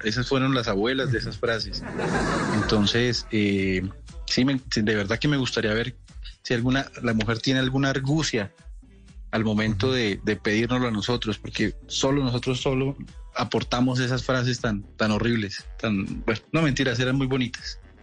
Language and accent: Spanish; Colombia; los que nos criamos, por ejemplo, en ciudades intermedias